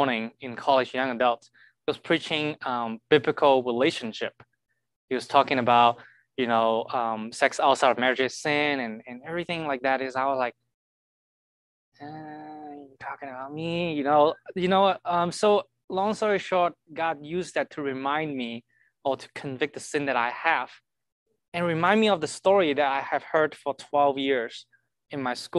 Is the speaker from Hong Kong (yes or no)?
yes; Hong Kong; moved away as an adult; now in Kansas City, United States; I'm from Hong Kong. I've been here, I think 6.5 years already